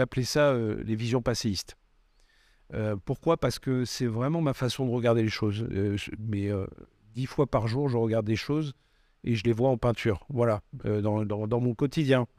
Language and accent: French; Bordeaux, Nouvelle-Aquitaine, France; also born or lived in Aveyron / Paris; suis pas né à Bordeaux. Je suis né en Aveyron. mais mes parents ont migré à Bordeaux quand j'avais 3 ans et, j'ai grandi à Bordeaux